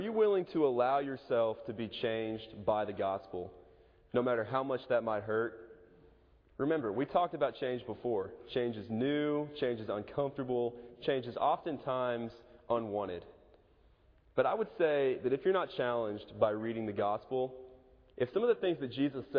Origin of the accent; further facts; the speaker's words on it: Edmond, Oklahoma, United States; moved away; Moore's about 30 minutes away from my hometown, Edmond